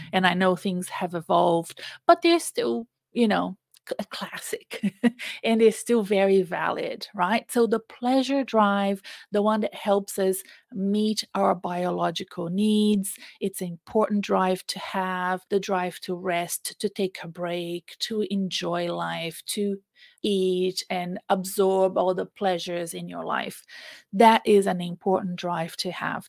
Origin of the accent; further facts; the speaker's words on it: Brazil; English is a second language; now in Melbourne, Australia; I went to Brazil, which is my home country. You can tell I have an accent